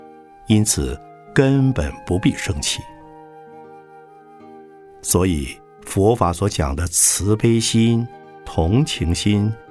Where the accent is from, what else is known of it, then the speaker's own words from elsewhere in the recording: Shanghai, China; 我小时候住在上海，后来到了台北、东京、纽约，然后又到过欧洲许多大城市和小乡镇。